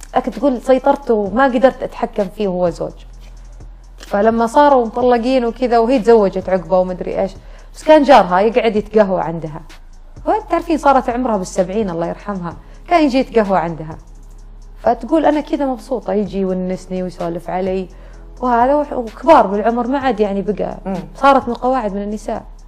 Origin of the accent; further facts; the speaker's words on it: Najd, Saudi Arabia; عندنا في نجد